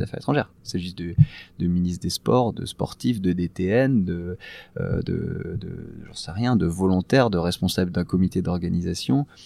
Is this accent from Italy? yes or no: no; France; nous, nous sommes français, nous sommes l'ambassade